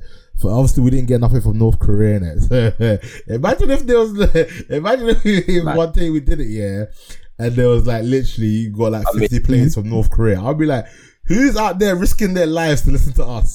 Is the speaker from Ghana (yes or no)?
yes; Ghana; I am a Ghanaian